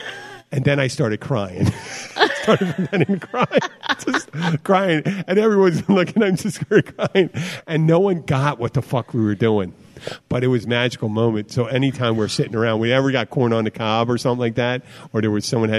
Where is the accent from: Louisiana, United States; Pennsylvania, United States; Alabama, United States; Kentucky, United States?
Pennsylvania, United States; Philadelphia; we're from Philadelphia. He's a Jewish guy from Philadelphia. I'm an Irish Catholic guy. We go to my grandmother's family in Western Pennsylvania. They're old German Lutheran.